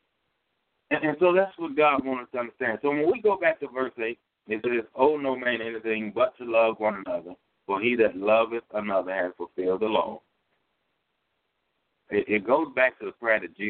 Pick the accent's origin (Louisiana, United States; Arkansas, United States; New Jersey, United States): Louisiana, United States; moved away as an adult; also born or lived in California; I'm from Louisiana